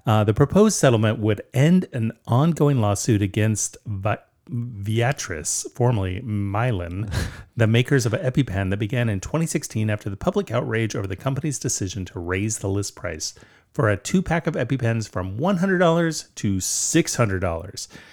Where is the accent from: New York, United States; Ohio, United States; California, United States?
California, United States; Southern; moved away; also born or lived in Vancouver, Washington; we grew up in Southern California